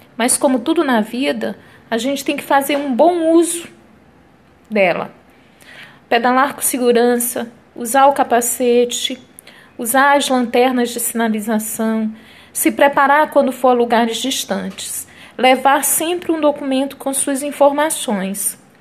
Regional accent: São Luís, Maranhão, Brazil; also born or lived in Campinas / Maricá / Rio de Janeiro; now in São Luís, Brazil; Sou natural daqui de São Luís, no Maranhão.

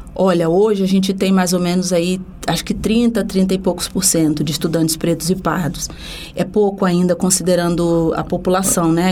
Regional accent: Rio de Janeiro, Brazil; sou do Rio de Janeiro, de um bairro chamado Coqueiros

